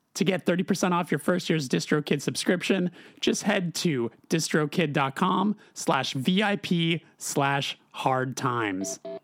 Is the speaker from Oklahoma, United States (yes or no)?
no; Los Angeles, California, United States; born and raised in Los Angeles